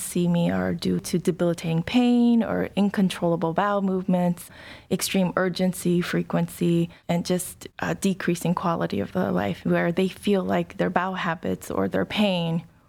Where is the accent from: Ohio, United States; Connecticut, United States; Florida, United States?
Ohio, United States; Well, I grew up in a small suburb of Dayton. Did most of my entire education there from probably K through college.